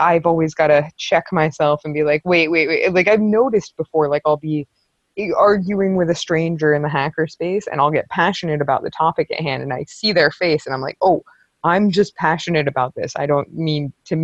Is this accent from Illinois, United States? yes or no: no; New York, United States; now in Western Canada; I grew up right outside of New York City and I am in Western Canada